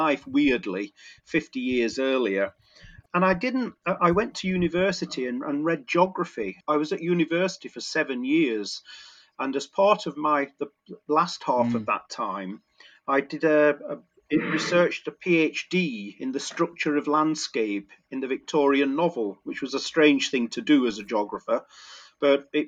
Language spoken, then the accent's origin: English; Sheffield, Yorkshire and the Humber, United Kingdom; moved away as an adult; also born or lived in Hull; I grew up in Sheffield